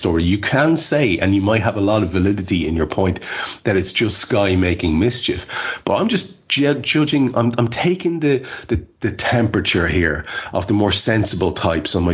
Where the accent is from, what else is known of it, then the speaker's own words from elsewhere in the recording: Ireland; as an Irish lad